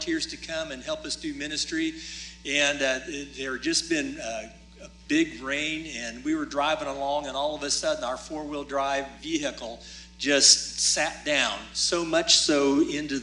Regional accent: Dayton, Ohio, United States; moved away as an adult; also born or lived in Africa; I grew up in Dayton, Ohio, just up the road here

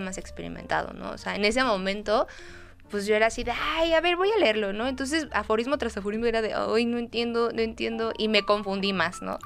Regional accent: Mexico; como buen mexicano o como buen este, latinoamericano

